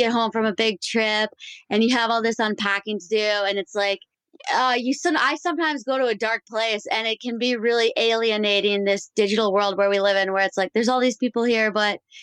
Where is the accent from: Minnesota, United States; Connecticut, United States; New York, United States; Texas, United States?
Minnesota, United States; moved away as an adult; I grew up in Minnesota